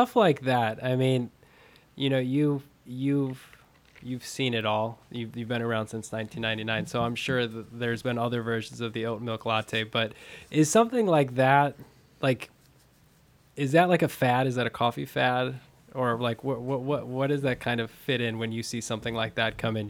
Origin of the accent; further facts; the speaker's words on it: Fond du Lac, Wisconsin, United States; I'm from Fond du Lac, so about an hour north of Milwaukee.